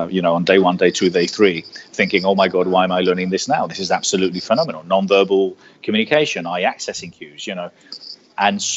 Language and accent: English; Marbella, Andalusia, Spain; first language Spanish; English is a second language; moved away as an adult; also born or lived in United Kingdom; now in London, United Kingdom; I was born here, but my parents are Spanish. I left here when I was 9, brought up in Spain. I am bilingual. I consider myself Spanish